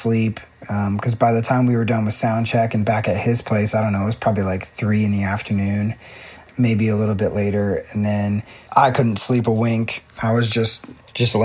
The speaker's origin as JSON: {"language": "English", "region": "Pennsylvania", "country": "United States", "said": "I'm from Pennsylvania"}